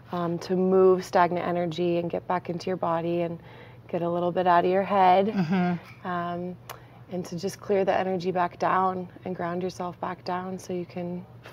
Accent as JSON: {"language": "English", "town": "Boulder", "region": "Colorado", "country": "United States", "tie": "born or raised there", "said": "I grew up in Boulder, Colorado"}